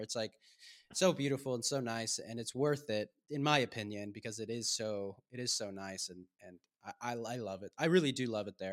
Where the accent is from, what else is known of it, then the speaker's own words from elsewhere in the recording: Southern California, United States; moved away as an adult; also born or lived in Maine; now in Budapest, Hungary; I grew up, spent twenty-three years of my life in Southern California, and then I moved to Maine